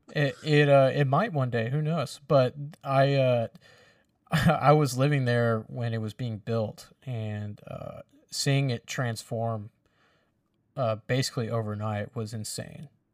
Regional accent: the South, United States; us Southerners

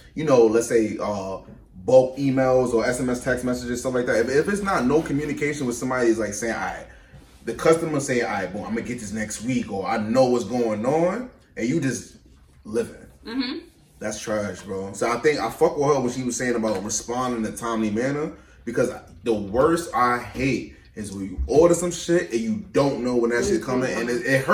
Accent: New York, United States; I'm from New York

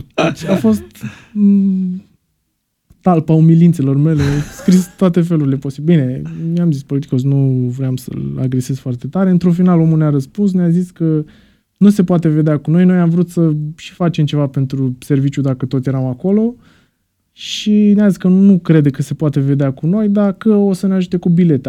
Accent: Romania; eram din România

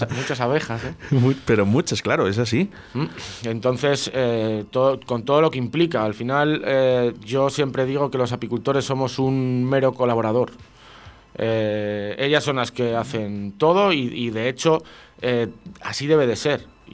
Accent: Brañuelas, Castile and León, Spain; hace años que los inviernos en, mi pueblo, en Brañuelas, eran muy, muy duros, ahora lo siguen siendo y siguen siendo largos

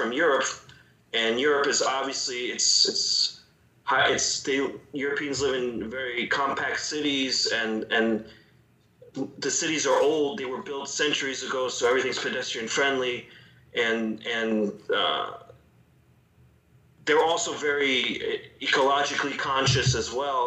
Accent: New York City, New York, United States; moved away as an adult; now in Ukraine; I grew up in New York City

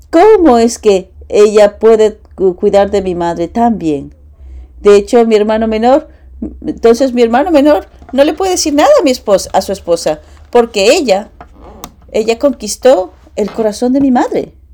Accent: Japan; Spanish is a second language; now in United States; Eh, fui criado y nacido en Japón. Y estoy aquí hace 10 años. En, estuve en dos años en, en, la Academia de, en, la de Paz y cinco años en CARP en Las Vegas.

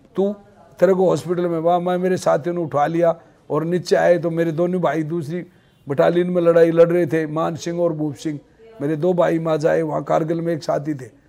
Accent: Sikar district, Rajasthan, India; मेरा गांव जादरा है दयाला नांगल तहसील नीमका थाना में है सीकर जिले का रहने वाला हूँ मैं

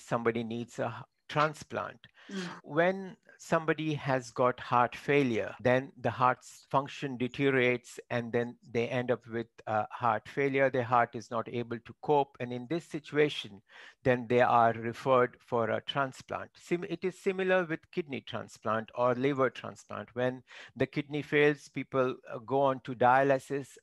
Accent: Mumbai, coastal Maharashtra, India; first language Marathi; English is a second language; moved away as an adult; also born or lived in Konkan / Birmingham, United Kingdom; I am from Konkan region, which is coastal Maharashtra, western part, and that is right. where I grew up.

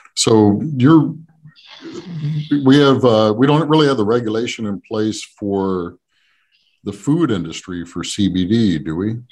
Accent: New Jersey, United States; I grew up uh, South Jersey

